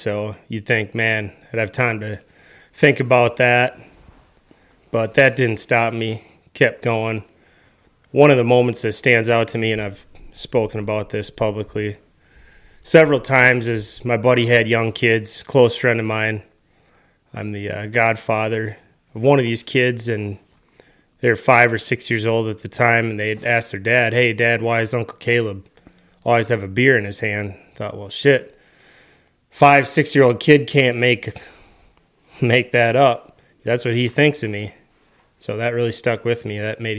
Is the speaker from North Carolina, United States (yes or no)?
no; Wisconsin, United States; I grew up here in Western Wisconsin, St. Croix County, raised in a great family.